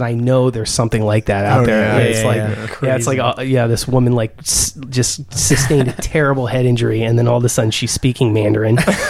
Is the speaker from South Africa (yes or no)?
no; Ireland; I'm Irish.